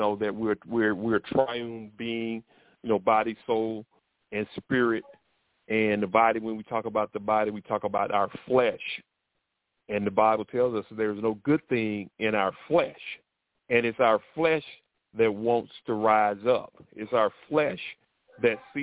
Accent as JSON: {"language": "English", "town": "Troy", "region": "Alabama", "country": "United States", "tie": "born or raised there", "said": "I grew up in Alabama, down south, near Montgomery, and it's in a city called Troy"}